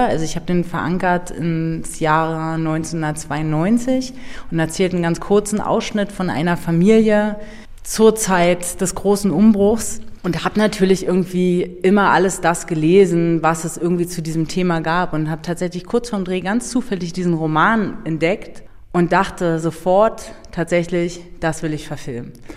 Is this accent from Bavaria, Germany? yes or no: no; Berlin, Germany; also born or lived in Brandenburg; ich bin nicht nur in Berlin aufgewachsen, sondern sondern meine Eltern, die haben ein Haus gebaut in Brandenburg